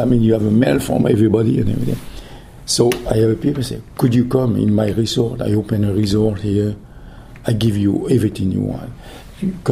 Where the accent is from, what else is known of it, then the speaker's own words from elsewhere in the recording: Millau, Occitania, France; English is a second language; moved away as an adult; also born or lived in Guadeloupe / New York; now in United States; the house was in Millau, in my hometown.